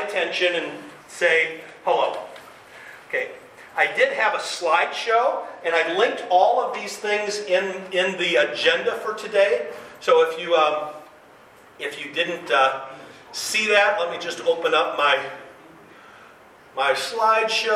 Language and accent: English; Lafayette, Indiana, United States; now in Michigan, United States; I grew up in Indiana